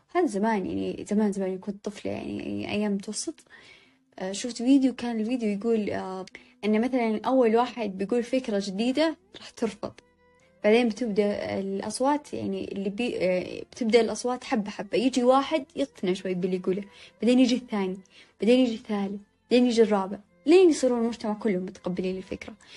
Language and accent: Arabic; Saudi Arabia; عندنا بالسعودية